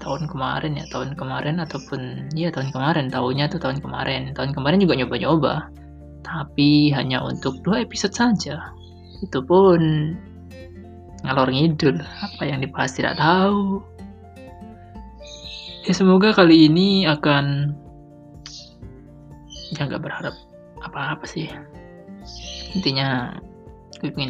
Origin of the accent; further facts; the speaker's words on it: Sumatra, Indonesia; yang secara kan orang kampung jarang jarang ya gue akui di daerahku jarang jual-jualan begitu paling mentok kalau nggak lotek ya lontong nah itu kayak kupat tahu semacamnya itu tidak ada siomay itu ya tidak ada untuk tiap apa ya malam-malam gitu loh karena biasalah daerah Sumatera